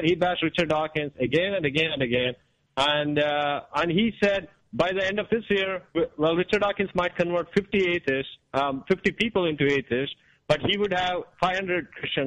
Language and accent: English; India; now in United States; in India, when I was growing up